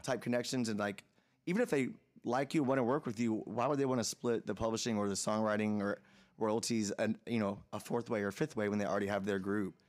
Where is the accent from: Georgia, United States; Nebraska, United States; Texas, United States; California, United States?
Georgia, United States; Atlanta; moved away as an adult; also born or lived in Los Angeles / New York; now in Nashville, United States; Atlanta, Atlanta, which is my hometown